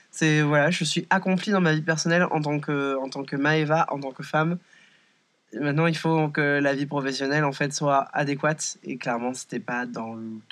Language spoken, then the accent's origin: French; France; je suis française, je suis en mode oh waouh, baby, c'est trop bien.